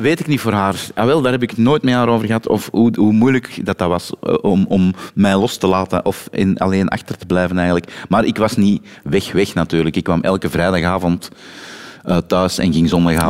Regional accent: Turnhout, Flanders, Belgium; Ik, ik ben van Turnhout, maar net tegen de grens van Oosthoven aan.

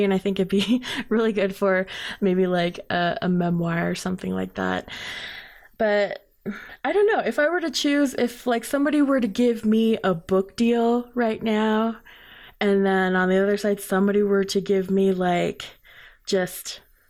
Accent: Crownpoint, New Mexico, United States; Just like myself, I grew up in Crown Point where there wasn't a lot, and I knew I just wanted to bring other people's passion to light

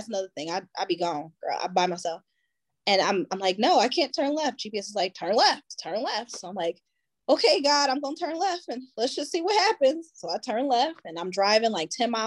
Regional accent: Buffalo, New York, United States; moved away; I'm originally from Buffalo, New York, so I usually drive to Buffalo, drop my kids off

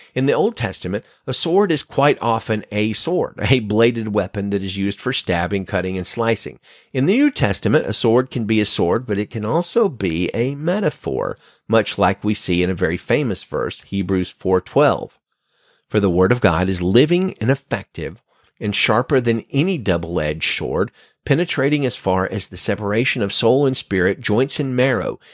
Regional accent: United States; my home country

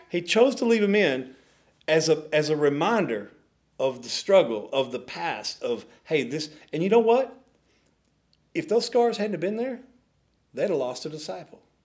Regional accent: Dallas, Texas, United States; We grew up in South Dallas.

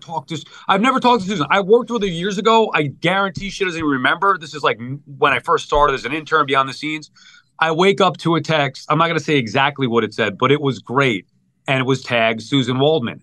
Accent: Long Island, New York, United States; I'm from Long Island

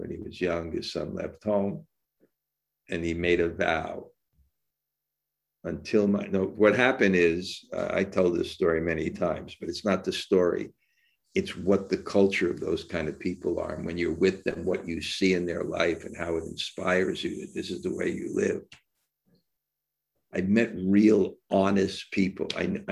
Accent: India; I grew up in India, where I actually saw the culture embodied.

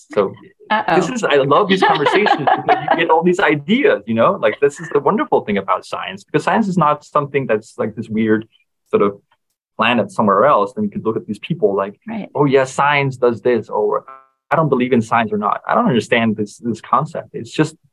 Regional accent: Denmark; I come from Denmark where our social hierarchy is just pretty flat in general

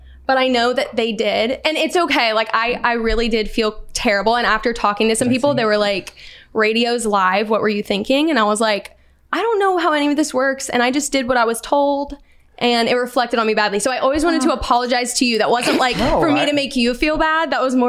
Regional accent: Charlotte, North Carolina, United States; moved away as an adult; also born or lived in Fort Lauderdale, Florida; now in Nashville, United States; Well, I was born in Fort Lauderdale, Florida, but I lived basically my whole life in North Carolina, Charlotte, North Carolina.

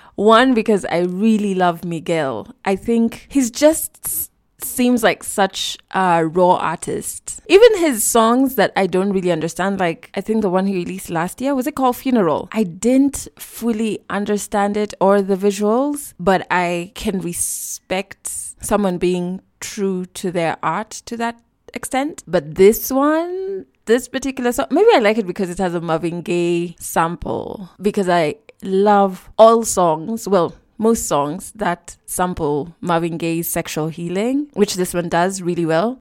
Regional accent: Kenya; I'm Kenyan

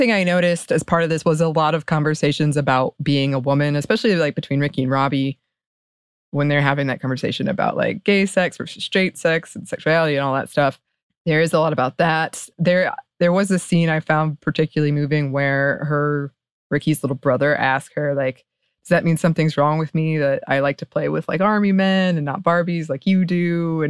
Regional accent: West Virginia, United States; And given that I'm from West Virginia, its Appalachian setting called to something inside of me.

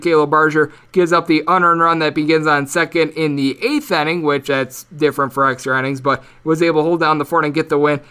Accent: Wisconsin, United States; now in Las Vegas, United States; my home state of Wisconsin

